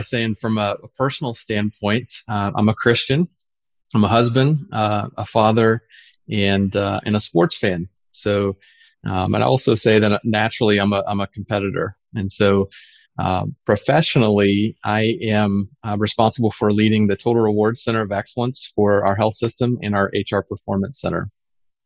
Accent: Southern Illinois, United States; I grew up in Southern Illinois

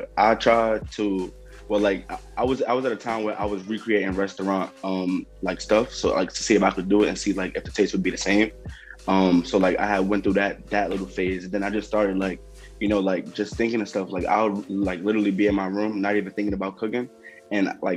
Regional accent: New York, United States; I'm from New York

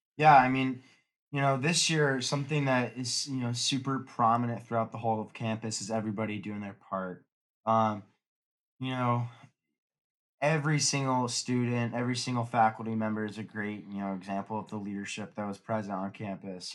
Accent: Newport Beach, California, United States; I'm from Newport Beach, California

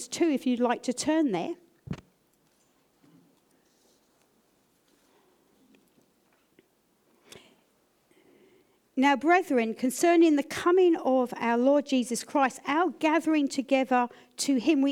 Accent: United Kingdom; I'm British

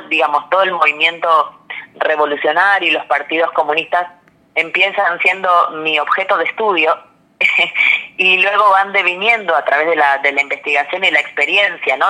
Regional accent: Buenos Aires, Argentina; yo nací acá en, en, Ciudad de Buenos Aires

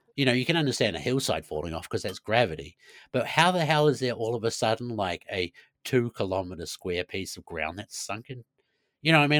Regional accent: New Zealand; moved away as an adult; also born or lived in Christchurch, New Zealand; now in Sweden; a Kiwi being Kiwi

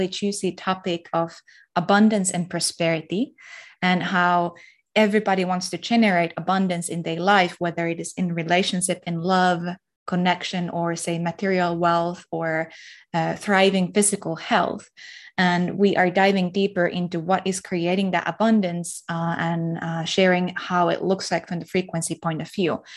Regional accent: Finland; I'm from Finland

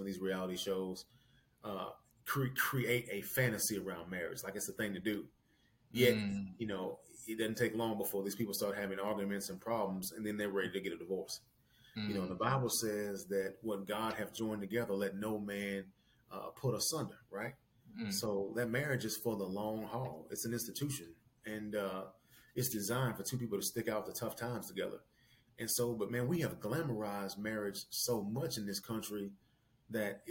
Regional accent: Tennessee, United States; moved away as an adult; now in Missouri, United States; I'm from Tennessee

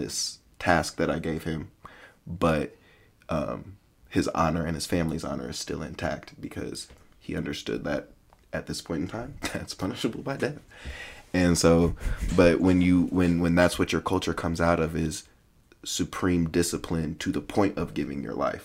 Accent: United States; I'm an American

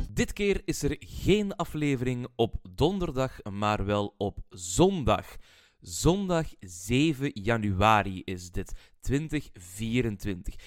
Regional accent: Belgium; als Belg

